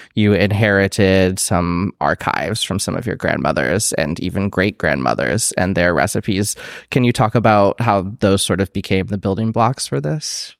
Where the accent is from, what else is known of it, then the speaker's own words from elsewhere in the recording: Iowa, United States; growing up in Iowa